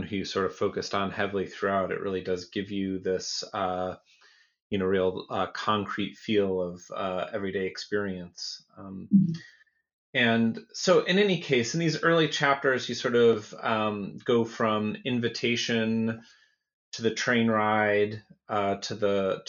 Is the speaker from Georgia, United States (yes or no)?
no; Western New York near Buffalo, United States; growing up in Western New York near Buffalo